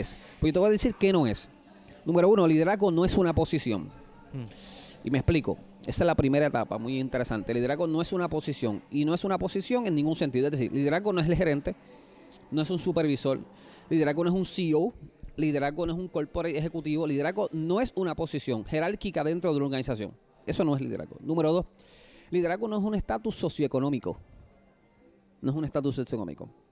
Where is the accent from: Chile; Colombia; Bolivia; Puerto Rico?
Puerto Rico; una historia yo creo que típica como cualquier puertorriqueño